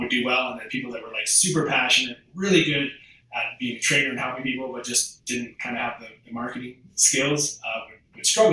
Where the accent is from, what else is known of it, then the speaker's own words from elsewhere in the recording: Canada; moved away as an adult; also born or lived in Australia; I'm from Canada